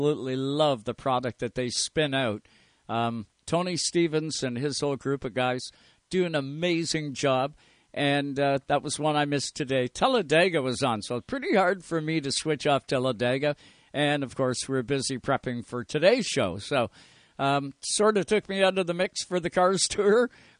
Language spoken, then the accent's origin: English; Canada; we are Canadian up here